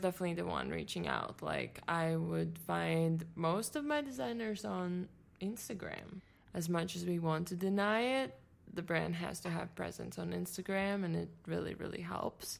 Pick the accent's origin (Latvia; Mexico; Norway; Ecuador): Latvia; first language Latvian; English is a second language; moved away as an adult; now in United States; I'm from Latvia